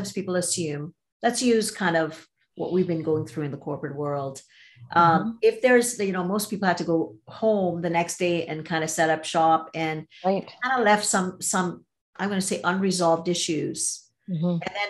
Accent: Trinidad & Tobago; moved away as an adult; also born or lived in Toronto, Canada; I'm from Trinidad and Tobago and grew up there, came to go to school

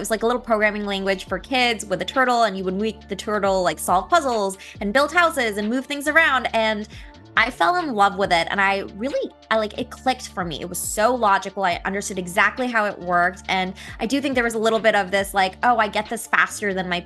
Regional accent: San Jose, California, United States; I'm actually from the Bay Area, so I grew up in San Jose

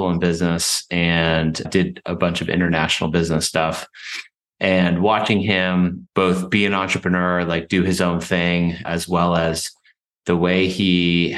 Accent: Western Massachusetts, United States; born or raised there; also born or lived in Paraguay

